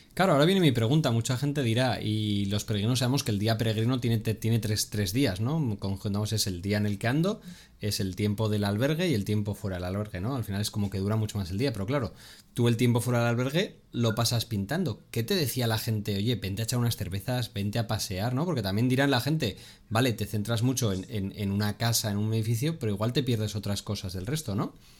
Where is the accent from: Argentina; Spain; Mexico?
Spain; todos los que somos españoles